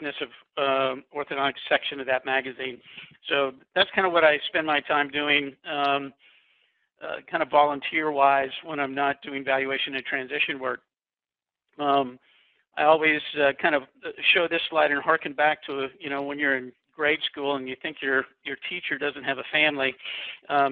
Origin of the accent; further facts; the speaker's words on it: Kansas, United States; now in Summerfield, North Carolina, United States; I grew up in Kansas, and growing up in Kansas, it was kind of a Norman Rockwell experience.